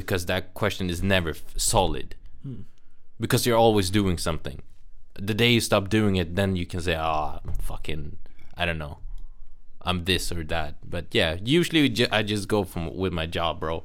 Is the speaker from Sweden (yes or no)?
yes; Sweden; I'm Indian and I was born and raised in Sweden.